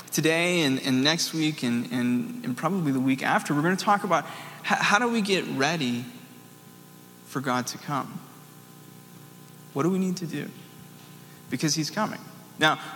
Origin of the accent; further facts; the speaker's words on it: the South, United States; I'm from the South